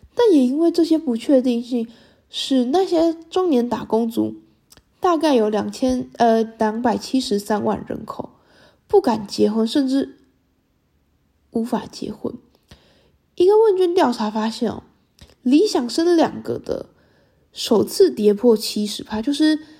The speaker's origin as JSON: {"language": "Chinese", "country": "Taiwan", "said": "身为台湾女性的我"}